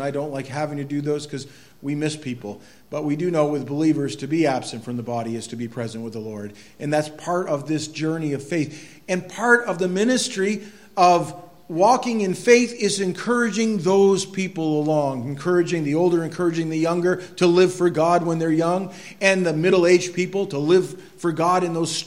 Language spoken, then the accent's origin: English; Quimby, Maine, United States; moved away; I grew up there. I grew up right in Quimby